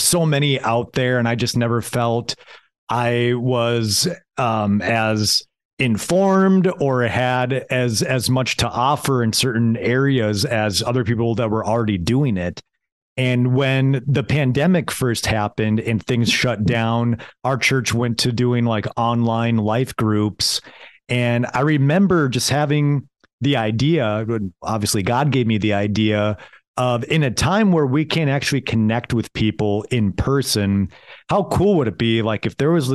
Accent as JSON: {"language": "English", "town": "Foley", "region": "Minnesota", "country": "United States", "said": "I'm a guy from Foley, Minnesota"}